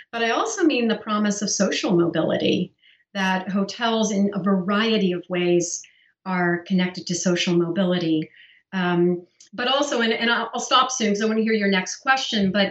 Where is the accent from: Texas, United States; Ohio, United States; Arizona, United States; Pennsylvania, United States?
Pennsylvania, United States; I grew up in Pennsylvania in a very small rural town full of farmers.